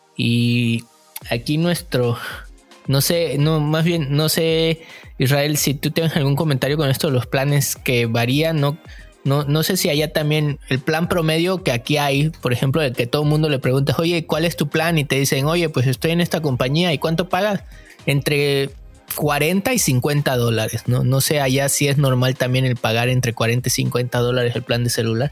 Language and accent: Spanish; Mexico; moved away as an adult; now in Vancouver, Canada; yo me vine de México